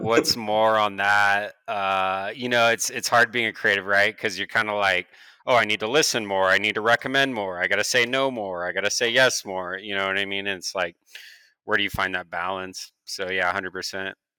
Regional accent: Beaverton, Oregon, United States; I'm an Oregonian, uh, born and raised in Beaverton, Oregon.

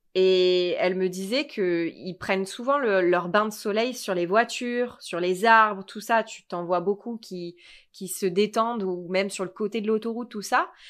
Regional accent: Sanary-sur-Mer, Provence-Alpes-Côte d'Azur, France; moved away as an adult; now in Sacramento, United States; je viens de Sanary-sur-Mer, un petit village, un petit port de pêcheurs euh, à quoi 45, une heure de Marseille

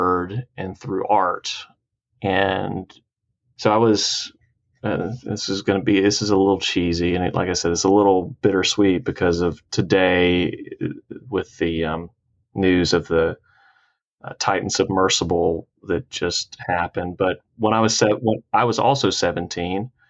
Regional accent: Cairo, Georgia, United States; also born or lived in Dothan, Alabama / Albany, Georgia / Troy, Alabama / Luverne, Alabama; I grew up most of my life in a town called Cairo, Georgia, which is spelled like Cairo

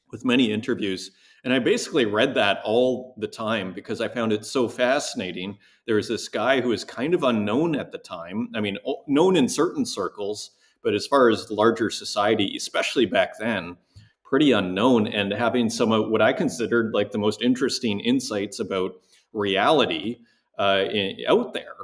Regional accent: Saskatoon, Saskatchewan, Canada; also born or lived in Montreal; now in Berlin, Germany; I grew up in uh, Saskatoon, Saskatchewan, which is in Canada's Midwest

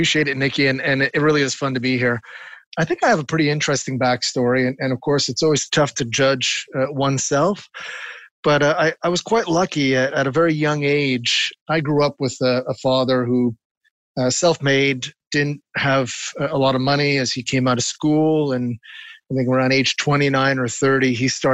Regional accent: Montreal, Quebec, Canada; he was very involved with the Montreal Symphony, the orchestra here in Montreal. Mm. And because of that, growing up on Tuesday nights, often the guests would come to our home

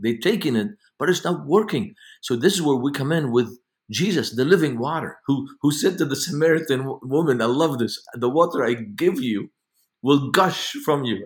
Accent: Beirut, Beirut Governorate, Lebanon; now in United States; I grew up in Beirut, Lebanon

